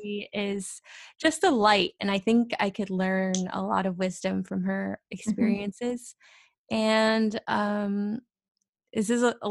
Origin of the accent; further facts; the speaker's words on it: Fresno, California, United States; born there; also born or lived in Orlando / Texas / Kansas / Mississippi; I was born in Fresno, California, but I also have lived in Orlando and Texas and Kansas and Mississippi and New Jersey and DC.